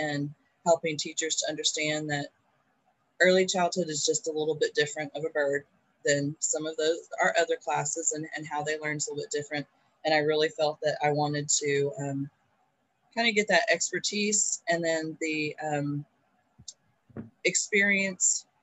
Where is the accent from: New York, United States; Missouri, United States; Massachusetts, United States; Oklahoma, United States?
Oklahoma, United States; Lawton; I am born and raised in Lawton, Oklahoma